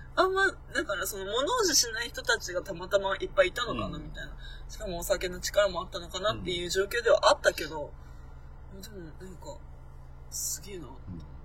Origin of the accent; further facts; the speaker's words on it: Akita, Japan; moved away; 大体私の地元、秋田